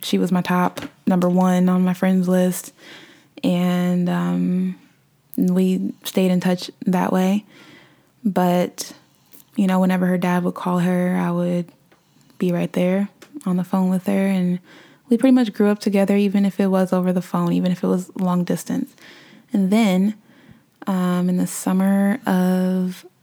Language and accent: English; Omaha, Nebraska, United States; also born or lived in Ohio; moved back to my hometown of Omaha, Nebraska